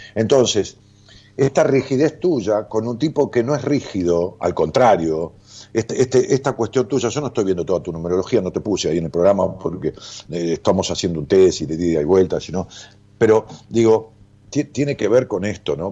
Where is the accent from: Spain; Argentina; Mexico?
Argentina; Ramos Mejía, Buenos Aires Province; Yo nací en Ramos Mejía